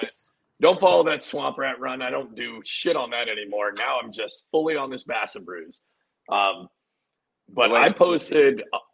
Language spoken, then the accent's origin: English; Washington, United States; now in New Jersey, United States; I grew up in Washington State.